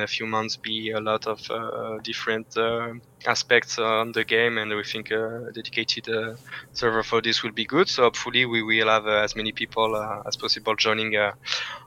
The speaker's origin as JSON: {"language": "English", "town": "Valence", "region": "Auvergne-Rhône-Alpes", "country": "France", "moved": "yes", "lives_now": "Paris, France", "said": "I'm from a small city called Valence, which is in between Lyon and Marseille."}